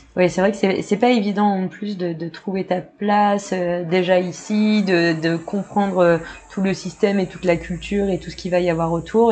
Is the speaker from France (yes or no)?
yes; Le Havre, Normandy, France; moved away; also born or lived in Montpellier; je viens du Havre à la base